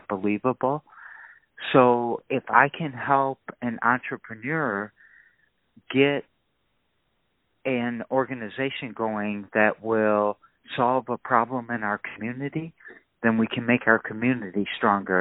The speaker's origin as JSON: {"language": "English", "town": "Lansing", "region": "Michigan", "country": "United States", "tie": "born or raised there", "said": "I was raised in Lansing"}